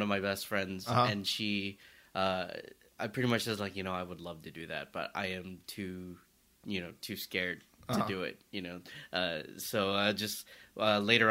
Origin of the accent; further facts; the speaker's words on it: the South, United States; I talk about being Asian growing up in the South